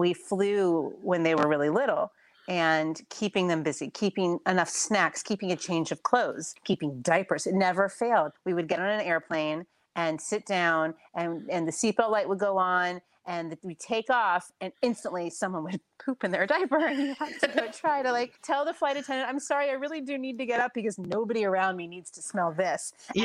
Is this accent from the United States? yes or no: yes; Florida, United States; moved away as an adult; now in New York, United States; I grew up in Florida and my parents still live in South Florida